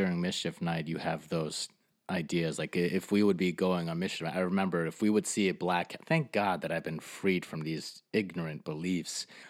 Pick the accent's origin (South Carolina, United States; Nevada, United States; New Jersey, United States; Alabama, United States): New Jersey, United States; Fort Lee; I grew up in Fort Lee, New